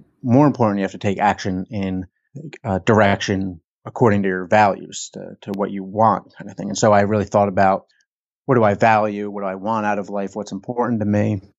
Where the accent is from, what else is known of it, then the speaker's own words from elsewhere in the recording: New Jersey, United States; Just suburban New Jersey family, right outside Philly.